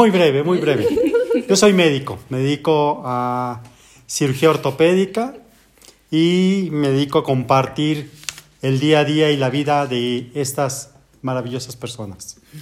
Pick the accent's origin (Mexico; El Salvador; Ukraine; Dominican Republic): Mexico; como buen mexicano